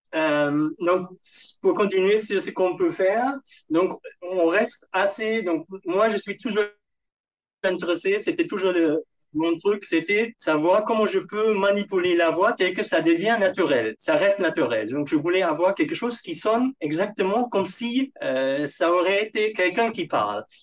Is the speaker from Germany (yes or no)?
yes; Germany; accent: German; first language German; French is a second language; moved away as an adult; now in Paris, France; mon, mon accent allemand